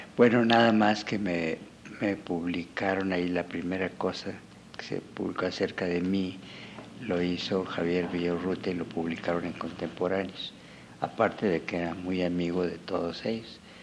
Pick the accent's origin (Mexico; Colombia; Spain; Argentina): Mexico; Mexico City; also born or lived in Pátzcuaro, Michoacán; now in Morelia, Mexico; nací en Páscuaro, pero mis padres se vinieron a México por la revolución, entonces los primeros años fueron en Tacubaya